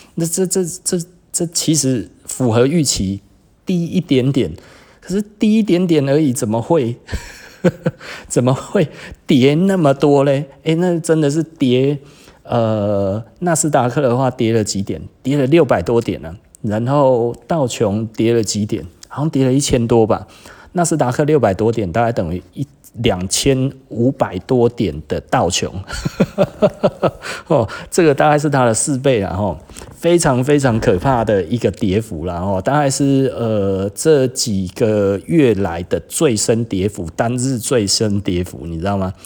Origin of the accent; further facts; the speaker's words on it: Taiwan; 我们台湾人